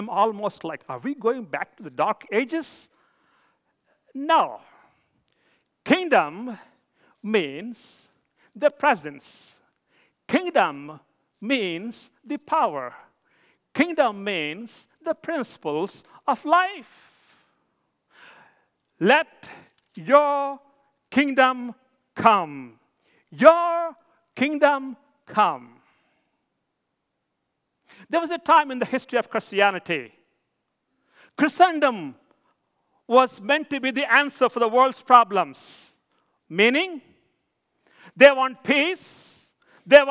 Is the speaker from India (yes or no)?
yes; India; moved away as an adult; I'm from India.